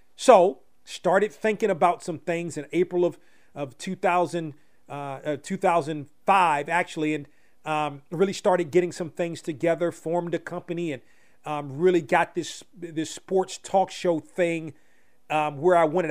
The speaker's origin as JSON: {"language": "English", "town": "Washington", "region": "District of Columbia", "country": "United States", "tie": "born or raised there", "said": "home in my hometown area"}